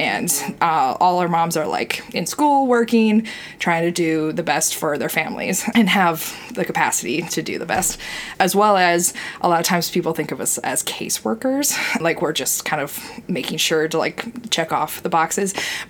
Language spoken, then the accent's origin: English; Minnesota, United States; moved away as an adult; also born or lived in Iowa; now in Des Moines, United States; I'm originally from Minnesota, and I moved to Iowa to go to Simpson College down in Indianola.